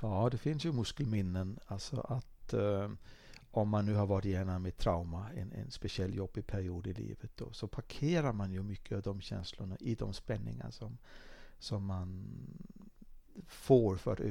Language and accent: Swedish; Dalarna County, Sweden; var jag ute och åkte skidor hemma i Dalarna